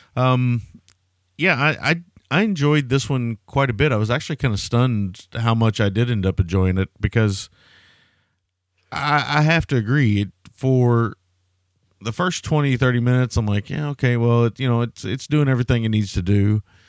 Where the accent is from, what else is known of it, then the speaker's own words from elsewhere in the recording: the South, United States; I grew up in the South